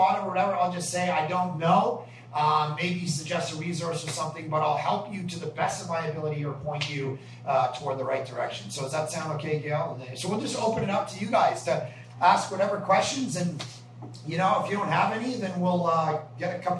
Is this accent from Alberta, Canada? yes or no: no; Ajax, Ontario, Canada; moved away as an adult; now in Vancouver, Canada; We're from Toronto. We're from Ajax.